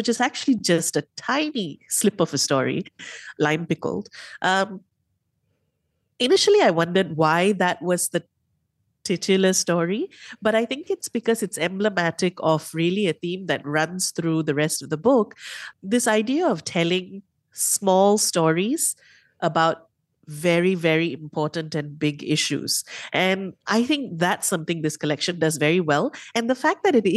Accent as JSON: {"language": "English", "country": "Malaysia", "said": "as a Malaysian"}